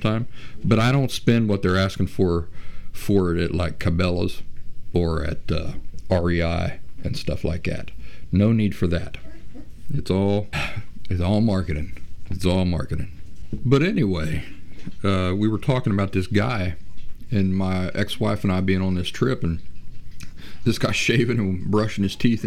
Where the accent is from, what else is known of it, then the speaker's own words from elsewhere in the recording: Appalachia, United States; I grew up in Appalachian wilderness